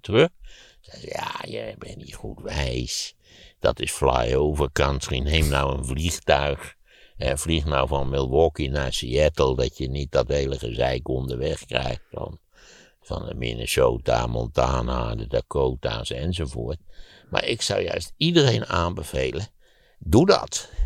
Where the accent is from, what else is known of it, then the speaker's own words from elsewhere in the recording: Netherlands; als Nederlander word je geboren